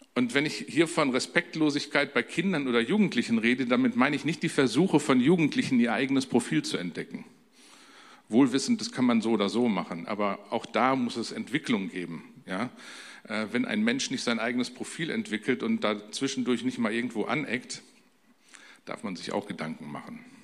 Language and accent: German; Germany; wie man so als typischer Deutscher in einer typisch deutschen Familie groß werden kann